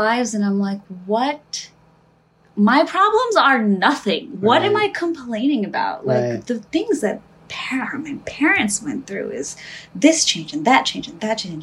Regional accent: New Jersey, United States; I was born here. I was born in New Jersey

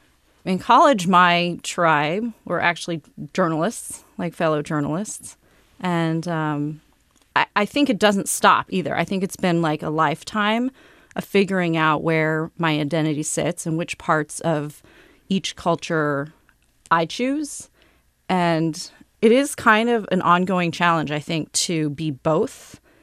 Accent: Auburn, California, United States; I was born and raised in Auburn, California.

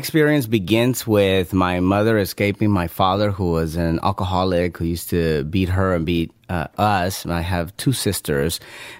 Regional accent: Los Angeles, California, United States; also born or lived in Guatemala; I grew up in South L.A. Even though I was born in Guatemala, my family moved into South Central Los Angeles in the late 80s. So I grew up there during the 90s, early 2000s.

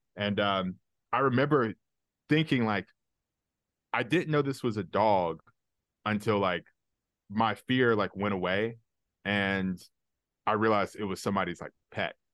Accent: Alabama, United States; I grew up in Alabama

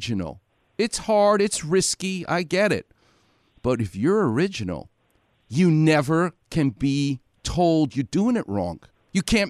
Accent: New York City, New York, United States; now in Los Angeles, United States; I grew up in Far Rockaway, New York

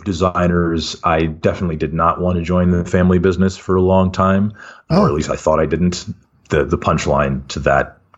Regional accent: Davis, California, United States; also born or lived in Kuwait / Pennsylvania / Philadelphia; now in San Francisco, United States; grew up in Davis, California

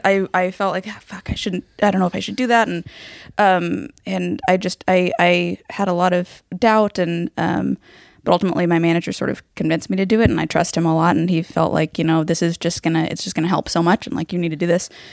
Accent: Los Angeles, California, United States; growing up in Hollywood

